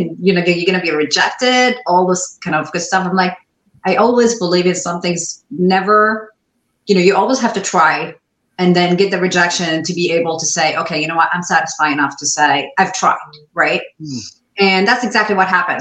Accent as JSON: {"language": "English", "region": "Dubai", "country": "United Arab Emirates", "tie": "born or raised there", "also_born_or_lived": "Ohio, United States", "second_language": "English", "moved": "as an adult", "lives_now": "United States", "said": "I was born lived in Dubai, but I'm not from there"}